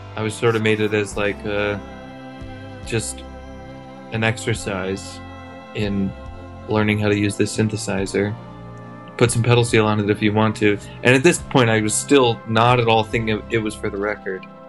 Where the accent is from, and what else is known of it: Chicago, Illinois, United States; born or raised there